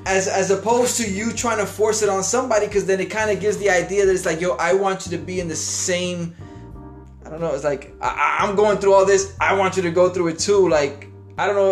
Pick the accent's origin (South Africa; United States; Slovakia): United States; New York City, New York; I, am from Little Italy